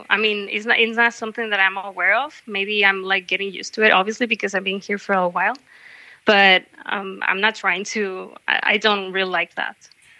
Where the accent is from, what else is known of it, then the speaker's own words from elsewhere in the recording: Hermosillo, Sonora, Mexico; now in Basque Country, Spain; I'm from Mexico. I'm from a city called Hermosillo in the north part of Mexico. Okay. It's like below Arizona, so I'm like also very connected to the USA, and like I have family living there and stuff.